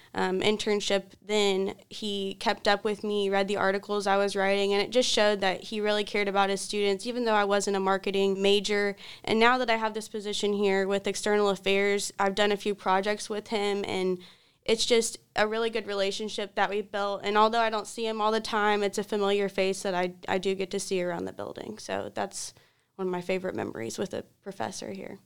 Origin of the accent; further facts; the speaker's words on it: Louisville, Kentucky, United States; now in Richmond, United States; I come from Louisville, Kentucky, not too far away. And I grew up going to Catholic schools all my life, and I went to an all-girls Catholic high school in Louisville.